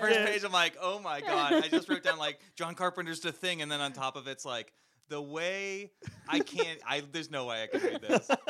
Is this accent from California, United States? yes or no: yes; Santa Clarita, California, United States; I grew up in Santa Clarita, so there was Six Flags.